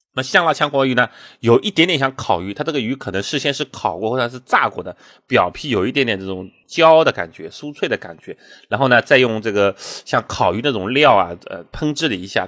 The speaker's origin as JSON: {"language": "Chinese", "region": "Shanghai", "country": "China", "tie": "born or raised there", "said": "让我们生在上海这种大城市的人"}